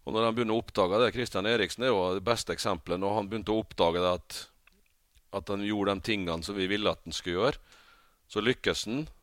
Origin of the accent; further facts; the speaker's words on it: Rekdalen, Møre og Romsdal, Norway; det var eh, veldig eh, samhold i den bygda der. Det var sånn at når hvis det var basar, så var alle der. Var det 17. mai, så var hele bygda Altså hele bygda var til stede.